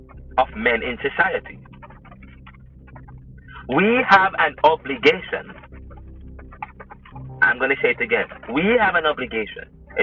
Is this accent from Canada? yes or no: no; Jamaica; I said, "No, I'm Jamaican."